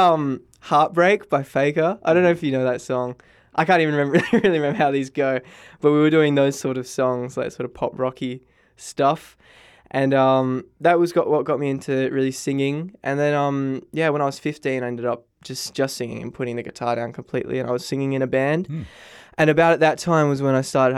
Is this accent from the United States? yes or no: no; Bunbury, Western Australia, Australia; I'm from Bunbury. I did a bit of singing in primary school